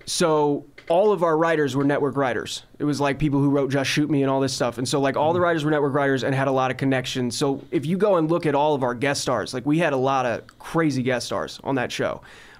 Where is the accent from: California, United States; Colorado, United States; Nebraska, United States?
California, United States; Covina; I grew up in Covina, which is only about 30 minutes east from here.